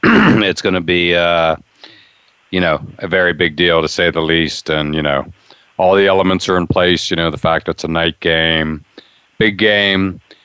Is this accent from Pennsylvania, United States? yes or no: yes; Western Pennsylvania, United States; I grew up in Western PA.